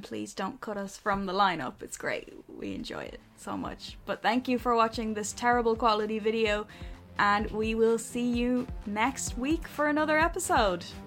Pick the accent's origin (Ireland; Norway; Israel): Ireland; we're Irish